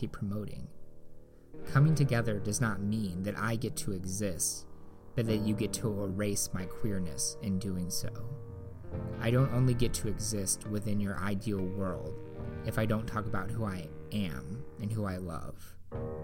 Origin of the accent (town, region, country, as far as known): Indiana, United States; born or raised there